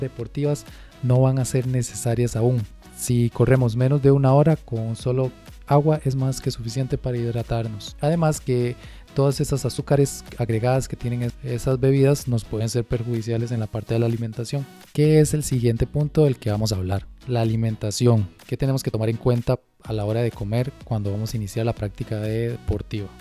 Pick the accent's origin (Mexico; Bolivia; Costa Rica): Costa Rica; nosotros aquí en Costa Rica tenemos un clima muy húmedo